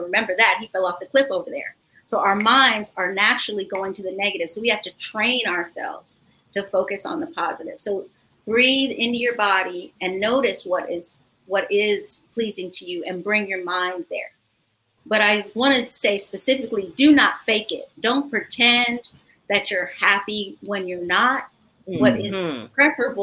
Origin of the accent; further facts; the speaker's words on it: Ghana; moved away; I grew up in Ghana as a child, and that's my cultural home